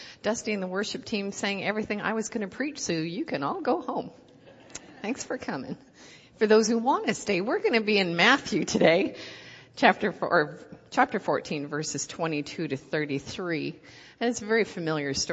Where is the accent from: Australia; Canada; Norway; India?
Canada; accent: Canadian; moved away as an adult; now in Ohio, United States; I'm Canadian. I've been in Ohio for 8 months.